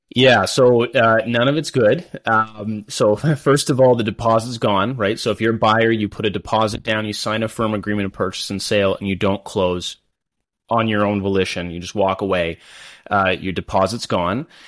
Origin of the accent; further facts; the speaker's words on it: London, Ontario, Canada; also born or lived in Kingston, Ontario; I grew up in London, born and raised here